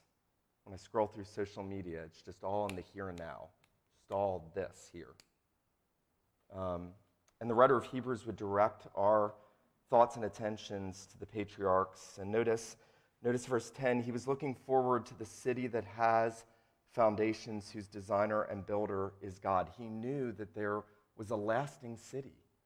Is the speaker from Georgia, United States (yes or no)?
yes; St. Simons Island, Georgia, United States; also born or lived in Asheville; I grew up on St. Simon's Island, Georgia, lived in Asheville, North Carolina.